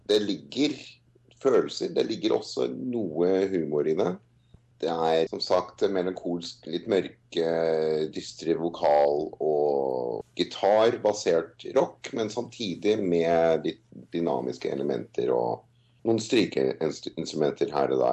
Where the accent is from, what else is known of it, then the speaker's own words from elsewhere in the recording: Norway; now in Australia; Nei, altså jeg har eh, holdt på der eh, som soloartist siden 2003. Varmet opp for … 2004. Og jeg har spilt både her og der, litt mest i Oslo